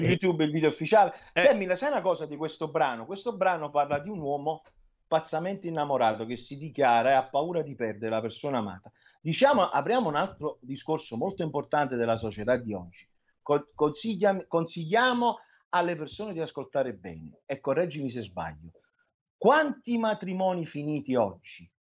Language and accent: Italian; Naples, Campania, Italy; io sono di Napoli, sono napoletano